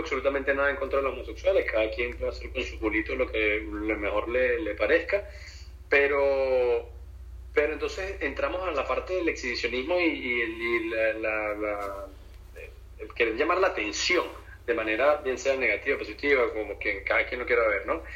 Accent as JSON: {"language": "Spanish", "country": "Venezuela", "moved": "yes", "lives_now": "Florida, United States", "said": "nuestra idiosincrasia y, como el venezolano es chistoso"}